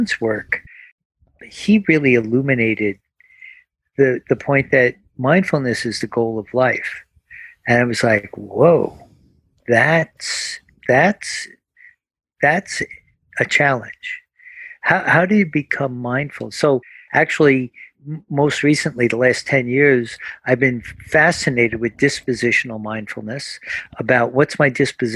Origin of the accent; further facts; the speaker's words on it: New Jersey, United States; we're from New Jersey